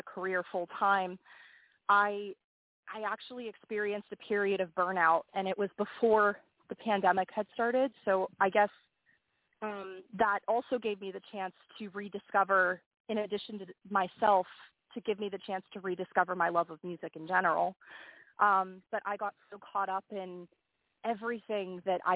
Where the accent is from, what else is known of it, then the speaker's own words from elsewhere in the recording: Pittsburgh, Pennsylvania, United States; Pittsburgh, which is my hometown.